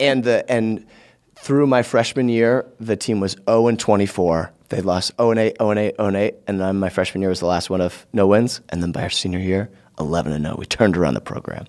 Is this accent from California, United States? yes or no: no; Vermont, United States; I grew up in Vermont, too